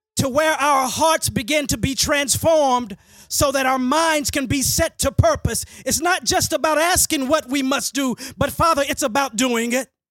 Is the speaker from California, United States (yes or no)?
no; Dallas, Texas, United States; I grew up in Hamilton Park, went to elementary at Stultz Road